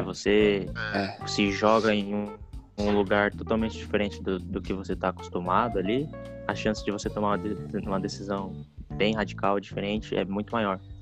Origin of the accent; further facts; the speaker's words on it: Foz do Iguaçu, Paraná, Brazil; Eu, sou de Foz do Iguaçu